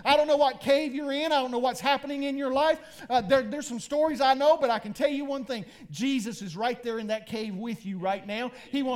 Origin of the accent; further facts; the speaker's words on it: Dahlonega, Georgia, United States; I grew up in Dahlonega near a place called the Copper Mines.